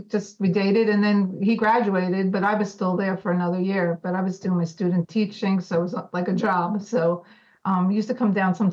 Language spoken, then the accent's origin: English; Hazlet, New Jersey, United States; also born or lived in Bloomfield, New Jersey / Old Bridge, New Jersey; my hometown of Hazlitt